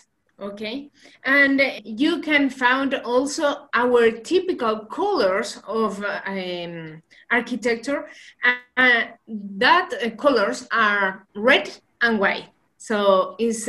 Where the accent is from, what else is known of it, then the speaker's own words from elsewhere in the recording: La Serena, Coquimbo, Chile; also born or lived in Santiago, Chile; I have lived in La Serena in Coquimbo for like 28 years, more or less. I was born in Santiago, but my parents came to La Serena, and we have lived here for 28 years.